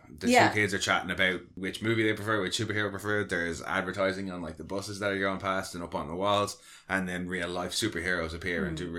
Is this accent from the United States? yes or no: no; Ireland; Even being Irish